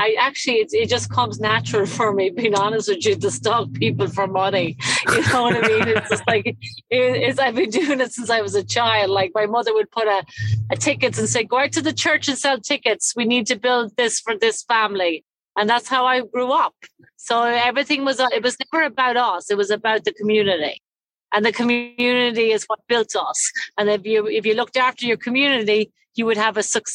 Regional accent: County Cavan, Ireland; moved away as an adult; also born or lived in Dublin; now in St. Charles, United States; I'm from Cavan, County Cavan

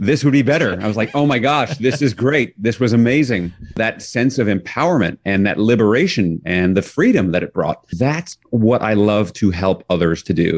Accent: New York City, New York, United States; I grew up in New York City

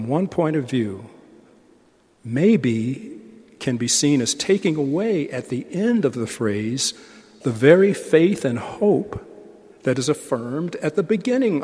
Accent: United States; I'm still an American

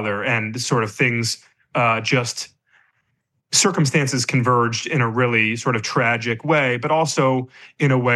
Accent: Michigan, United States; moved away; the church I grew up in Michigan

